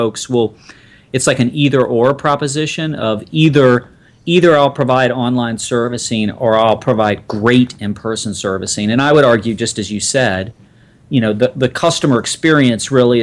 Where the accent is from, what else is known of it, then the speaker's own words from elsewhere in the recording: Atlanta, Georgia, United States; moved away as an adult; also born or lived in North Carolina; I grew up in Atlanta, Georgia